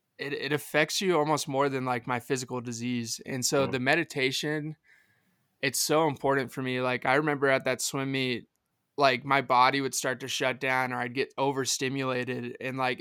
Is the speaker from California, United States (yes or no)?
no; McKinney, Texas, United States; I'm from Dallas, Texas, but just north, a city called McKinney.